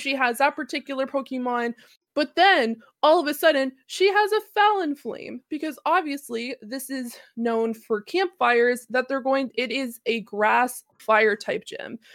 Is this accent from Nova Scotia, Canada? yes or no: yes; Annapolis Royal, Nova Scotia, Canada; my hometown, um, which is called Annapolis Royal